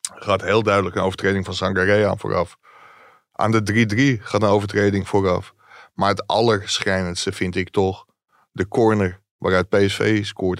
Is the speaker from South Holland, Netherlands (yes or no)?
no; Ilpendam, North Holland, Netherlands; ik kom uit Ilpendam